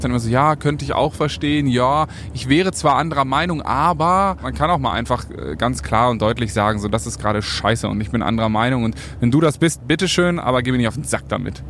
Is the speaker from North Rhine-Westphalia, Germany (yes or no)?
yes; North Rhine-Westphalia, Germany; ich bin in Ostwestfalen groß geworden